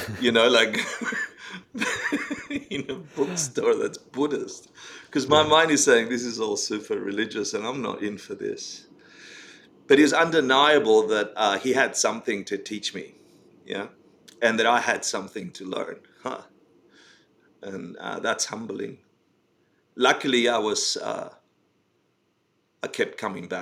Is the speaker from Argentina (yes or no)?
yes; Argentina; moved away; I came out of Argentina. I was born in Argentina and, you know, grew up in the Spanish culture and very Catholic family and the rest